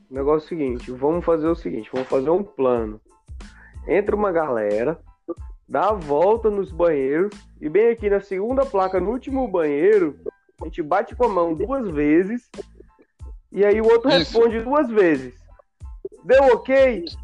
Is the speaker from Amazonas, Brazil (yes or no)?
yes; Amazonas, Brazil; eu sou do Amazonas, mano, nasci na beira do rio, vou tomar cachaça e não cair na água?